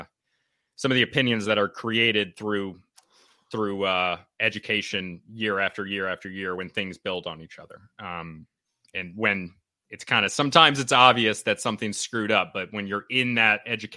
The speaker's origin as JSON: {"language": "English", "region": "Connecticut", "country": "United States", "also_born_or_lived": "North Carolina / Indonesia", "said": "So I'm from Connecticut, up here in New England."}